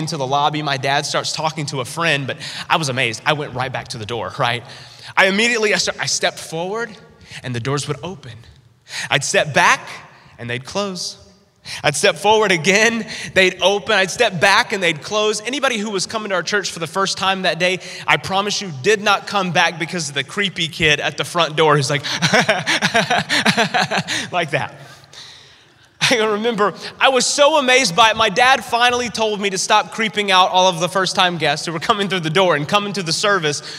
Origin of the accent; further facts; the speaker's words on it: North Carolina, United States; growing up in North Carolina, where I'm originally from